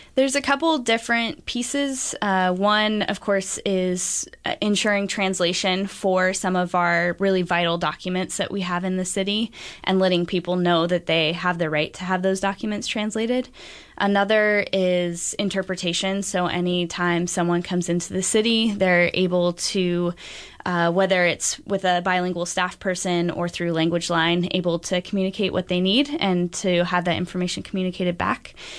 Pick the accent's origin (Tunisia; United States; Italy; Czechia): United States; Beaverton, Oregon; I grew up in Beaverton, and it's, uh, it's become increasingly diverse since even I was a kid there.